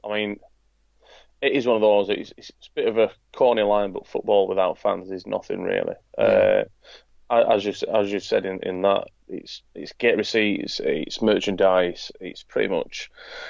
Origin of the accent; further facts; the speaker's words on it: Yorkshire and the Humber, United Kingdom; me being a Yorkshireman